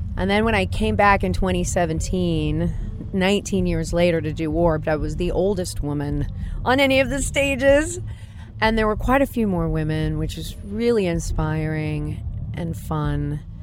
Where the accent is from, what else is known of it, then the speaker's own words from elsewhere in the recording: Orange County, California, United States; also born or lived in Los Angeles; in Orange County at that time, that wasn't the ladylike thing to do.